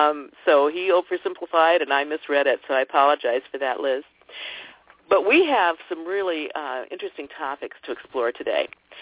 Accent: Ohio, United States; moved away; also born or lived in Washington; I grew up in Ohio

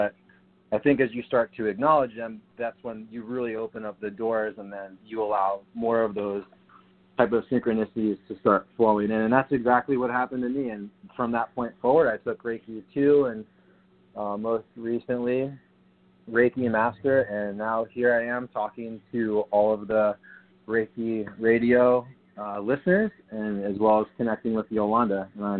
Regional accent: San Diego, California, United States; also born or lived in New Jersey; You know, I'm from San Diego. I lived in New Jersey in my teenage years, and I left home at 19 to join the Coast Guard.

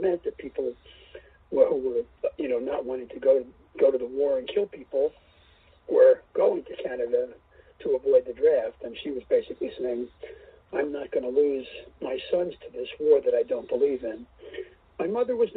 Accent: New York City, New York, United States; I grew up in New York City, not in Manhattan, but in the Bronx and Queens

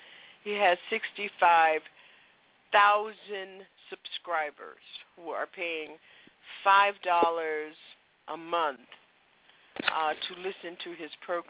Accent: West Palm Beach, Florida, United States; that's my hometown.

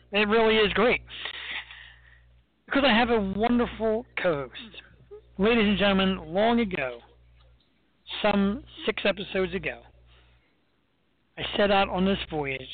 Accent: Philadelphia, Pennsylvania, United States; I'm from Philly

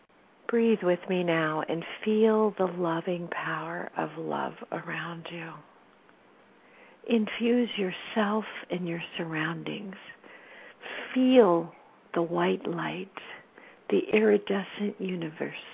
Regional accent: California, United States; also born or lived in Sacramento

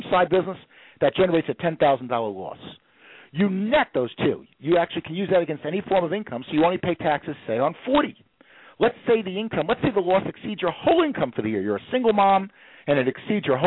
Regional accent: New York, United States; I'm from New York, so I can talk at 60 miles an hour

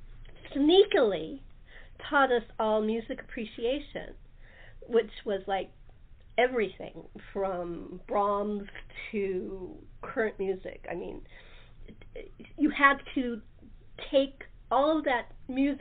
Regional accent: California, United States; also born or lived in New Jersey; I was from California

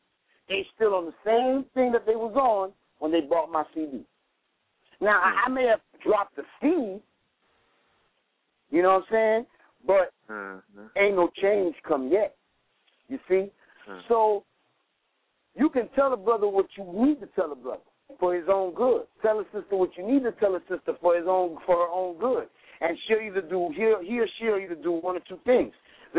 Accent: Racine, Wisconsin, United States; I'm from Racine, man.

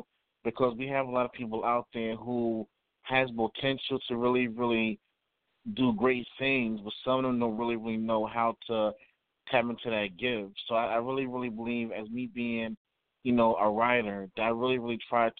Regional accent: New York City, New York, United States; now in Valdosta, United States; I was born in New York City, but I reside here in Valdosta, Georgia.

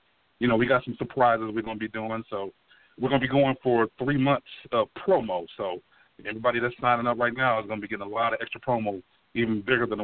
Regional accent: Cincinnati, Ohio, United States; I'm from Cincinnati

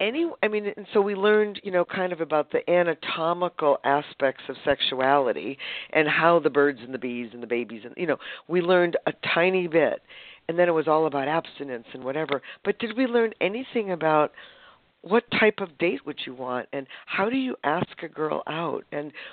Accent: Boston, Massachusetts, United States; moved away as an adult; also born or lived in San Francisco Bay Area, California / northern Vermont; now in San Diego, United States; I grew up in Boston.

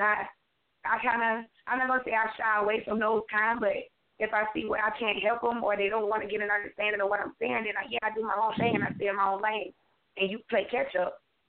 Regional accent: Alabama, United States; Oh, my God. … This song, though, Alabama, first of all, I'm the only child.

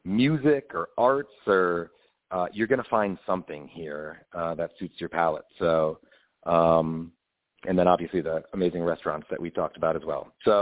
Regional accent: Minnesota, United States; moved away as an adult; now in Montclair, United States; I fell in love with the place when I came here 20 years ago. I'm from Minnesota originally, and it kind of reminded me of home.

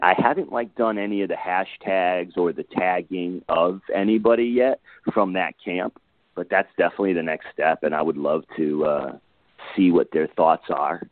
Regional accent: Connecticut, United States; moved away as an adult; now in Los Angeles, United States; I'm from Connecticut originally. Uh, been out in LA now for uh, 12 years.

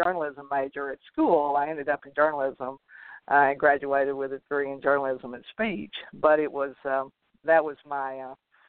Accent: a small community just outside Dallas, Texas, United States; I grew up in a small community just outside Dallas, Texas

